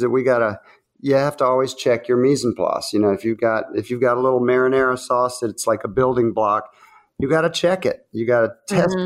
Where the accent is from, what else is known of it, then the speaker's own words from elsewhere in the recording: the South, United States; accent: southern; This is my southern voice